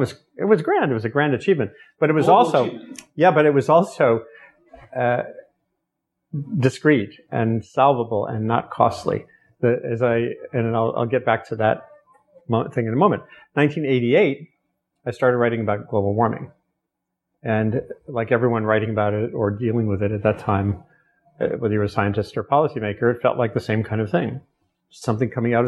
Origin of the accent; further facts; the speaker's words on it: Rhode Island, United States; Narragansett Bay, where I grew up in Rhode Island